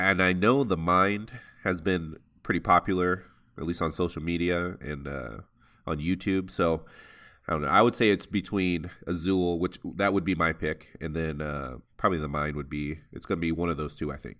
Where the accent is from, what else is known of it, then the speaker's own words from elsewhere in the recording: Toledo, Ohio, United States; also born or lived in Nebraska; I'm originally from Toledo, Ohio